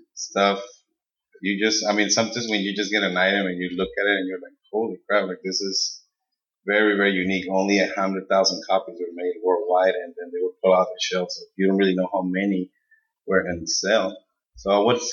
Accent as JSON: {"language": "English", "town": "Yuma", "region": "Arizona", "country": "United States", "tie": "born or raised there", "also_born_or_lived": "Mexico", "moved": "as an adult", "lives_now": "Phoenix, United States", "said": "we grew up in Yuma. I love Yuma. That's my hometown, San Luis, all the surrounding areas."}